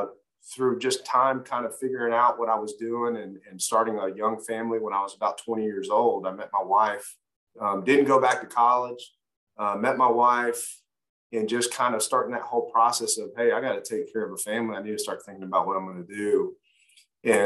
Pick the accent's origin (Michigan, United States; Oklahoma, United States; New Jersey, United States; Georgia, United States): Georgia, United States; Cobb County; also born or lived in Los Angeles, California; I was raised there to about 6 or 7. Then my mother remarried, made her way to Georgia with my stepfather, and pretty much was raised in Cobb County from there